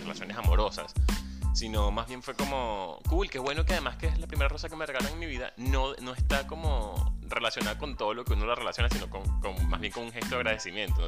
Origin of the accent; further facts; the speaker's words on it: Venezuela; moved away as an adult; also born or lived in San Juan de los Morros; Soy venezolano, comunicador social, locutor profesional y community manager. También soy emigrante